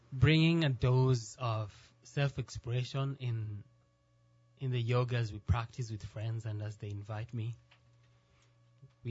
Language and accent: English; Nairobi, Kenya; moved away as an adult; now in New Orleans, United States; From Nairobi, Kenya